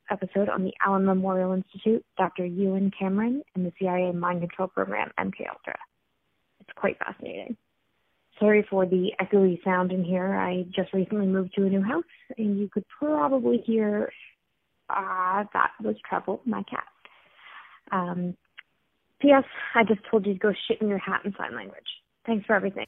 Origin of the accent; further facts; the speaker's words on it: Port Perry, Ontario, Canada; my hometown, Port Perry